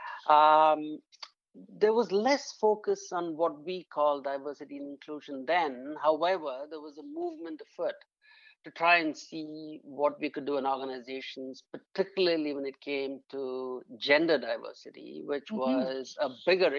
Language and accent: English; India; moved away as an adult; also born or lived in London, United Kingdom; now in Toronto, Canada; I actually was born and brought up in India